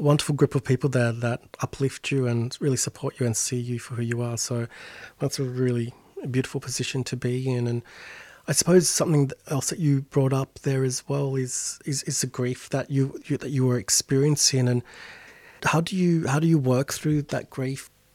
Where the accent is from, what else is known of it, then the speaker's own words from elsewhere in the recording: Sydney, New South Wales, Australia; my folks' place, you know, in real suburbia Sydney